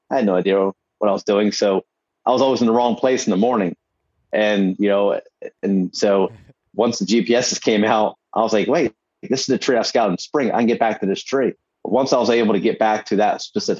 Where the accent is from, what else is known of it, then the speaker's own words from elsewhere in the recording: New Jersey, United States; my home state